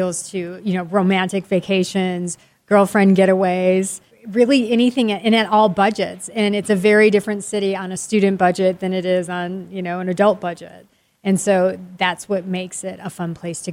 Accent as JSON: {"language": "English", "region": "Midwest", "country": "United States", "tie": "born or raised there", "said": "I grew up in the Midwest in a small town"}